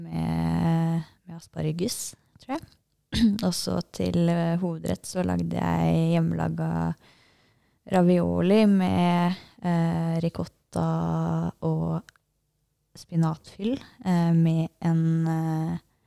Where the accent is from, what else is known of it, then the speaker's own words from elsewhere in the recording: Norway; her hjemme i Norge